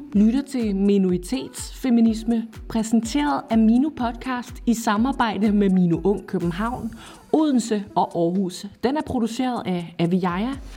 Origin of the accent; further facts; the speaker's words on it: Afghanistan; Danish is a second language; moved away as an adult; now in Denmark; Jeg er fra Afghanistan.